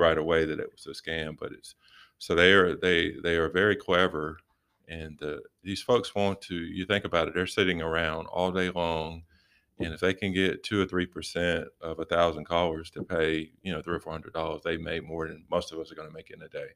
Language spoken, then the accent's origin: English; Rocky Mount, North Carolina, United States; moved away as an adult; I'm from Rocky Mount, Charlotte area